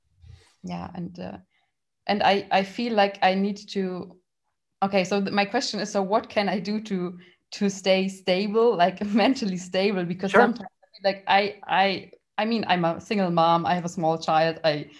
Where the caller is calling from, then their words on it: Munich, Bavaria, Germany; I'm calling in from Munich, from Germany